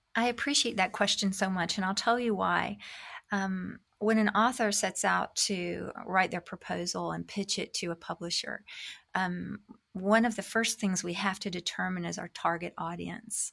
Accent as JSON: {"language": "English", "country": "United States", "moved": "as an adult", "said": "God was leading us back to my home country"}